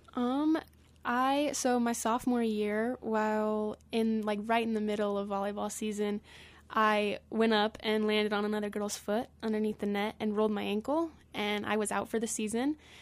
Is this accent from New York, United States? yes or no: no; Glenwood Springs, Colorado, United States; I am from Glenwood Springs